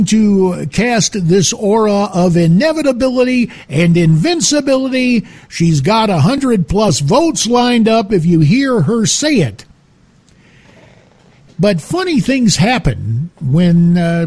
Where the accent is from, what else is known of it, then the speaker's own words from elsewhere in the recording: Arizona, United States; my home state of Arizona